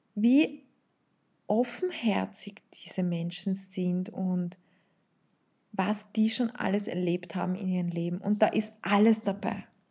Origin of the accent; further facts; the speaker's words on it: Vienna, Austria; ich bin in Wien aufgewachsen, in Österreich